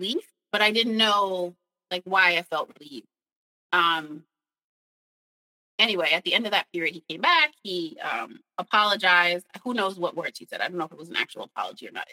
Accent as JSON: {"language": "English", "region": "New York", "country": "United States", "moved": "as an adult", "said": "I'm from New York."}